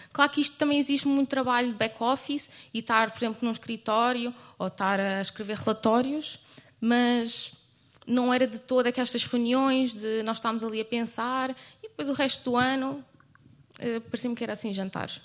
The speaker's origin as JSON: {"language": "Portuguese", "region": "Lisbon", "country": "Portugal", "said": "eu sou mesmo de Lisboa"}